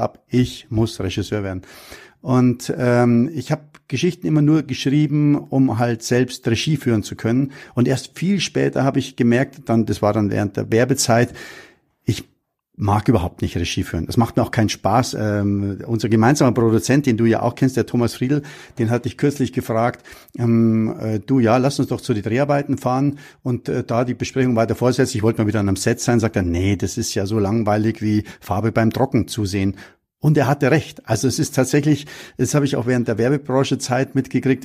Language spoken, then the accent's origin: German; Munich, Bavaria, Germany; ich bin in München am Hasenbergel aufgewachsen